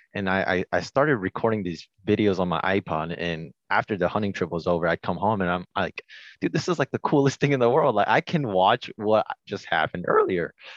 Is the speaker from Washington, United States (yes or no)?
yes; Washington, United States; I was born and raised in Washington